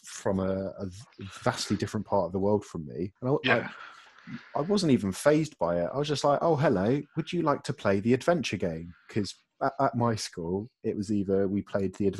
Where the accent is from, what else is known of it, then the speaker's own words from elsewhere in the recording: Chatham, South East England, United Kingdom; I grew up in Chatham in Kent